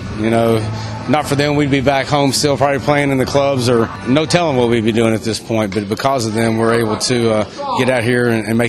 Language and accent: English; Kentucky, United States; growing up in Kentucky, where it's a big college town.